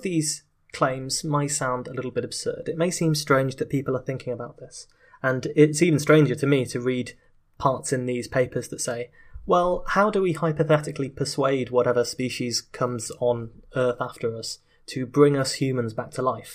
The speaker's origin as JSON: {"language": "English", "country": "United Kingdom", "said": "in my home country of Britain"}